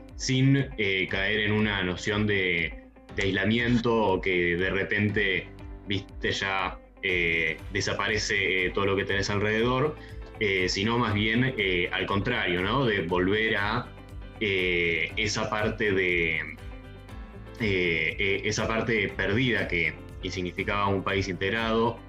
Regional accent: San Carlos de Bariloche, Río Negro, Argentina; now in Buenos Aires, Argentina; Soy de Bariloche y es la ciudad donde se produjeron los satélites

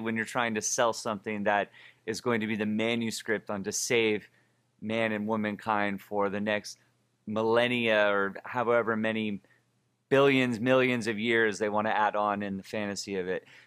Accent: Oakland, California, United States; I'm from Oakland, California

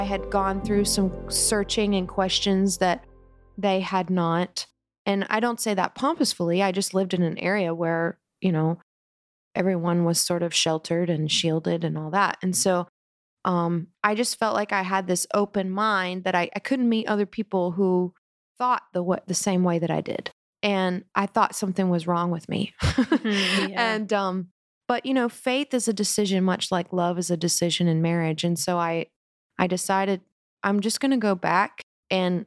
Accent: South Carolina, United States; I grew up in South Carolina in a conservative Christian home

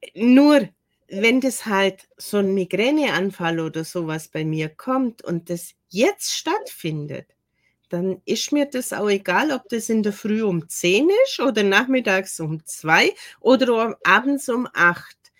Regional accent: Germany; bin zwar eine gebürtige Deutsche

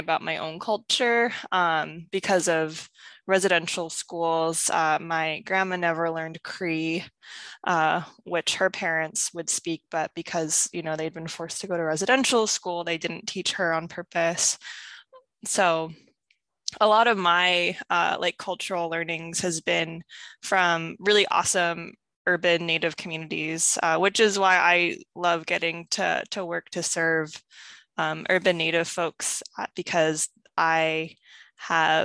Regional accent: Northwest Washington, United States; I grew up on Lummi and Samiemu lands in Northwest Washington

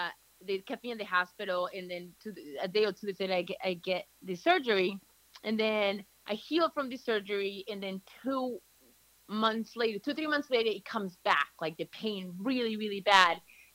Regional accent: Chatham, New Jersey, United States; moved away; fast forward to I moved here when I was 14, and I grew up in North Jersey, in Chatham.

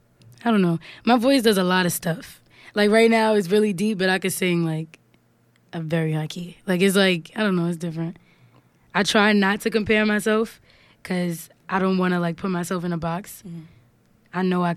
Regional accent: New York City, New York, United States; I'm from Harlem. Harlem is pretty much very small. Everybody pretty much knows everybody.

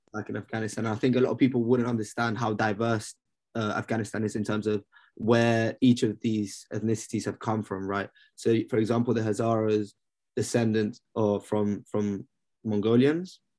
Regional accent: London, United Kingdom; I grew up in London

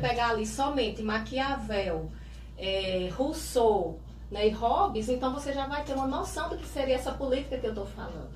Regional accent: Santa Cruz, Brazil; also born or lived in Barreiras, Bahia; aos seis anos vim para Santa Cruz e desde então moro, resido, estudo, né? Então toda a minha trajetória cidadã foi aqui em Santa Cruz

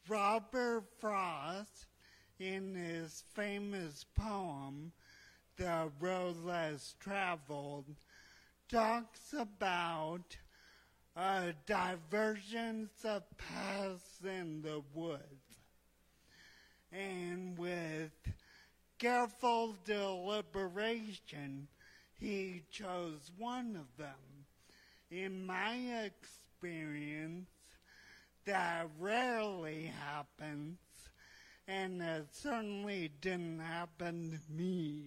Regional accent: Indonesia; So My story, I grew up in Indonesia, the son of missionary parents, and faith has always been very important for me.

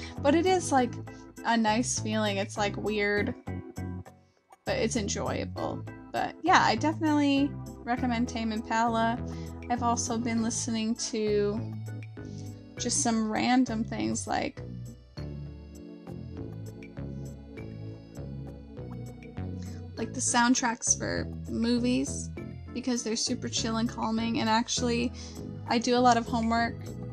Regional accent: the South, United States; we're from the South here

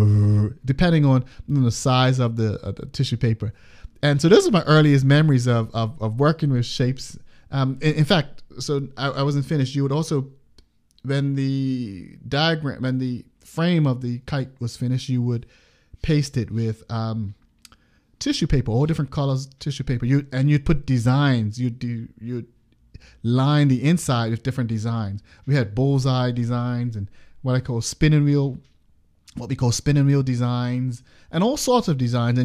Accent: Bermuda; I'm from Bermuda

